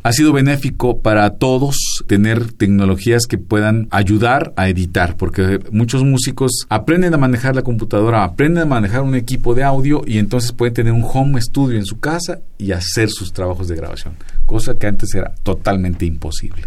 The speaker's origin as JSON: {"language": "Spanish", "town": "Ecatepec", "region": "State of Mexico", "country": "Mexico", "said": "precisamente de donde yo vengo se llama Tulpetlac, Santa María Tulpetlac"}